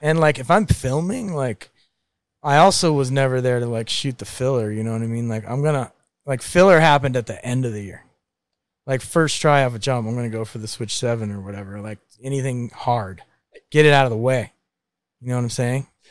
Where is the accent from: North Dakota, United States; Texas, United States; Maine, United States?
Maine, United States; moved away; growing up in Maine with a dickhead brother